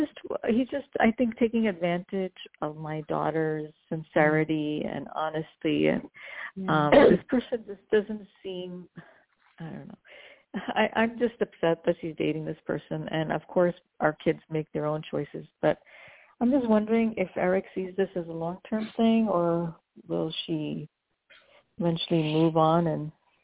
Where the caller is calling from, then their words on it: New Jersey, United States; I'm calling from New Jersey.